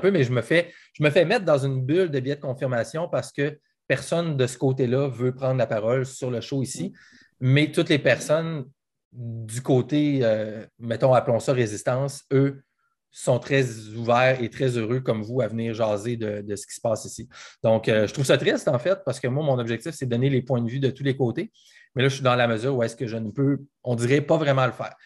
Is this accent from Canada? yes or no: yes; Quebec, Canada; moved away; je pense à ma région, à moi, moi, je viens du Saguenay-Lac-Saint-Jean, puis je pense à toute ma, ma gang là-bas